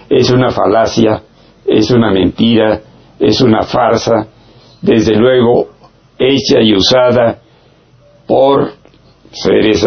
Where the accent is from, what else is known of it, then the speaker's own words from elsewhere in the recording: Mexico; no solamente como ser humano y como mexicano, también lo conozco como médico